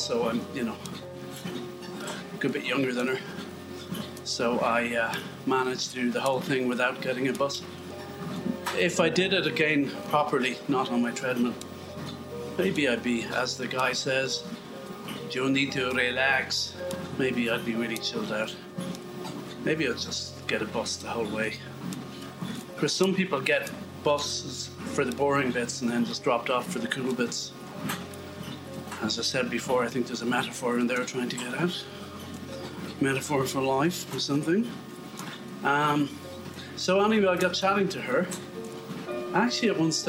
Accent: Ireland; moved away; also born or lived in British Columbia; being Irish

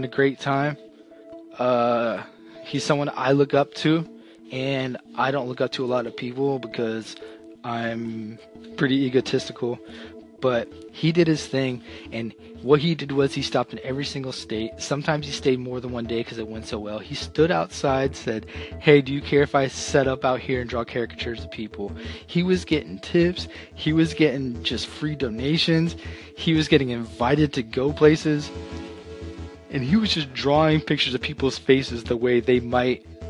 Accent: Florida, United States; We're from Florida

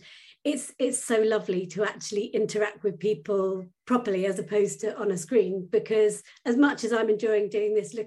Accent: Suffolk coast, East of England, United Kingdom; now in Norfolk, United Kingdom; I was brought up on the Suffolk coast and I live in the countryside in Norfolk now

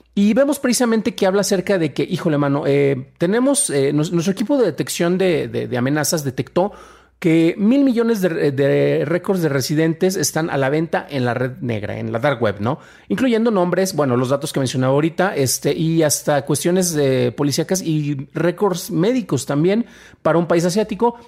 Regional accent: Mexico; soy mexicano

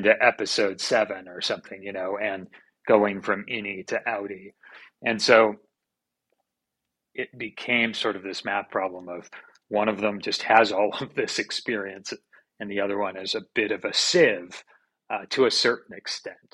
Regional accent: Santa Cruz, California, United States; I grew up in Santa Cruz, California

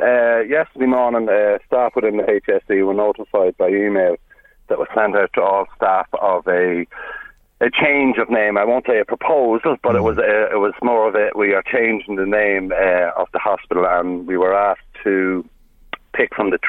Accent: Drogheda, Leinster, Ireland; I'm also a Drogheda man, I'm born and raised in Drogheda

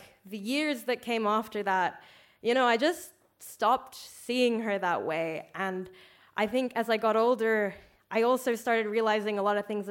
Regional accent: Australia; now in Ireland; I'm from Australia.

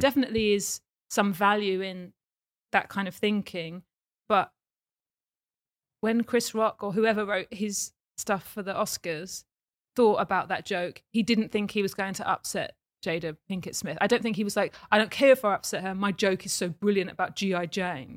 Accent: Watford, East of England, United Kingdom; also born or lived in Essex; I grew up in Watford

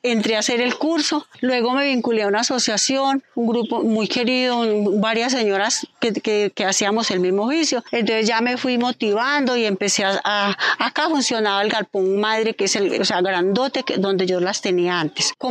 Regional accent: Pijao, Quindío, Colombia; Soy del campo, yo soy criada acá, yo soy de acá de Pijao. Hace 34 años vivo acá en esta casa.

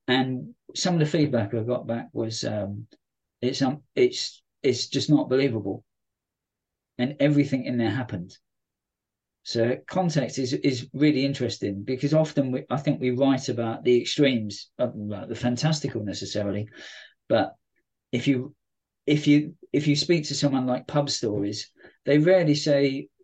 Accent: London, United Kingdom; moved away; as a Londoner, even though I don't go to London very often

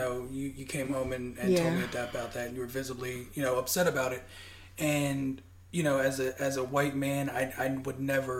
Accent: United States; I'm a white American man. We are a married couple from America. Obviously we said we're both American.

